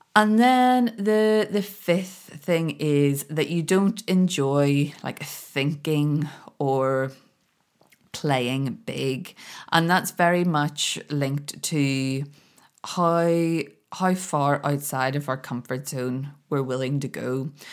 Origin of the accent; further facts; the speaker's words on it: Belfast, Northern Ireland, United Kingdom; moved away as an adult; now in Scotland, United Kingdom; I'd, I'd been born and grown up in Belfast and I couldn't wait to get away.